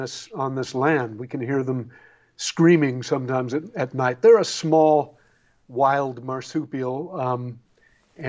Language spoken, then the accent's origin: English; Bellingham, Washington, United States; also born or lived in Greece / Alaska; now in Tasmania, Australia; I grew up in Bellingham, Washington, under the Canadian border